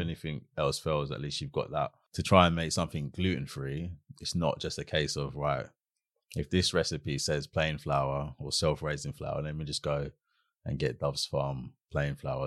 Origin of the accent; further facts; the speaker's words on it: London, United Kingdom; also born or lived in Brockley / Catford; when I started secondary school, that's when we moved from Brockley to Catford